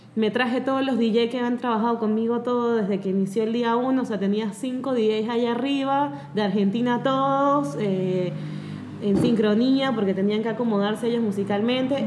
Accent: Mérida, Venezuela; moved away; yo soy de Mérida

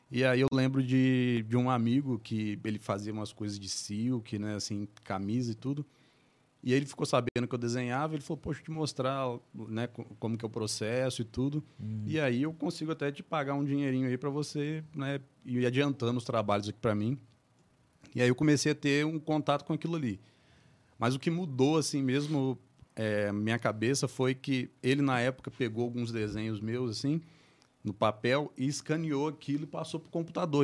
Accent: Barra do Piraí, Rio de Janeiro, Brazil; moved away as an adult; also born or lived in Paraíba do Sul / Paty do Alferes; now in São Paulo, Brazil; sou daqui de Barra do Piraí mesmo, né? Moro em São Paulo agora desde 2017.

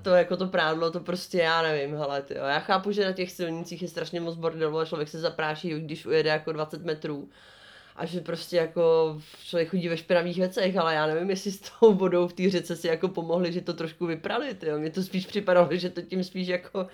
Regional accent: Czechia

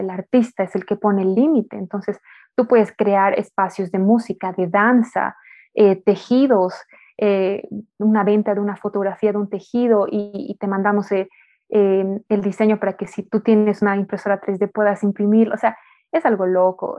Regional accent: Bolivia; nosotros como bolivianos, como latinos

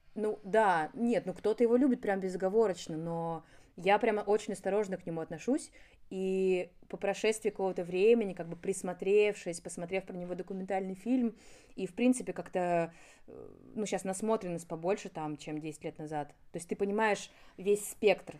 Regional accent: Moscow, Russia; Я родилась неподалеку, и все мое детство прошло в Доказил

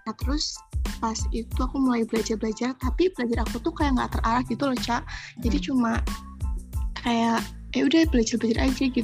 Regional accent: Tegal, Central Java, Indonesia; asal aku dari Tegal, Jawa Tengah.

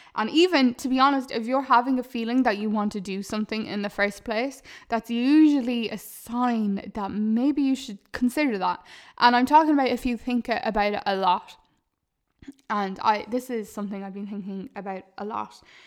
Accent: Ireland; a lot of us are programmed to think as Irish people

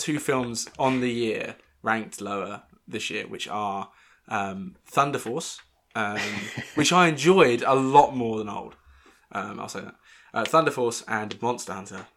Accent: Northern England, United Kingdom; accent: Northern

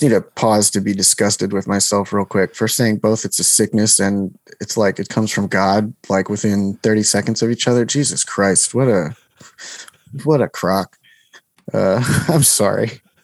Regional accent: New Jersey, United States; I'm from New Jersey

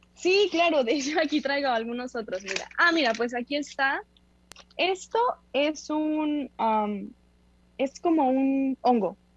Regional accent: Mexico; como somos mexicanos

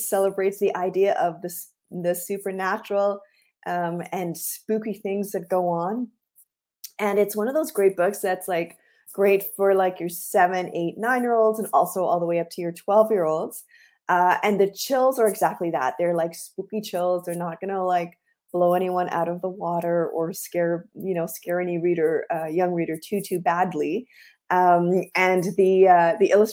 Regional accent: Guyana; I am from Guyana, which is in South America

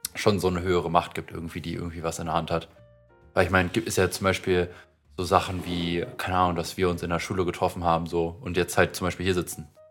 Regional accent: Potsdam, Brandenburg, Germany; born or raised there

